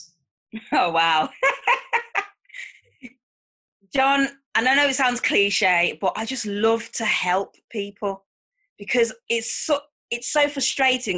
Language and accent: English; Manchester, North West England, United Kingdom; I'm from Manchester, England